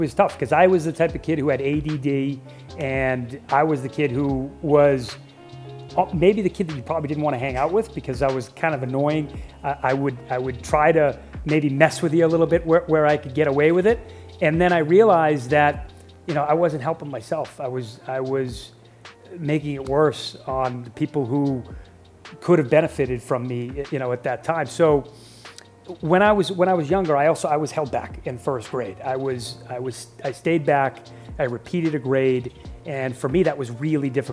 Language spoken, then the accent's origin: English; Boston, Massachusetts, United States; I was born in Boston, Massachusetts.